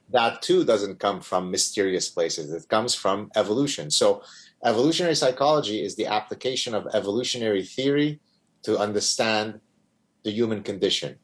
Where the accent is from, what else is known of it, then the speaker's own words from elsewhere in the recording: Lebanon; now in Montreal, Canada; growing up in Lebanon